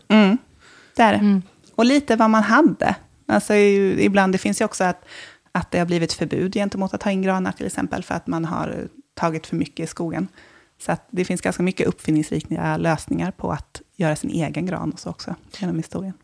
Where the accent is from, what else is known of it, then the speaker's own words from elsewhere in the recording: Småland, Sweden; moved away; Nu kommer jag från Småland, från en skogsgård, så jag är hemma liksom första advent nästan alltid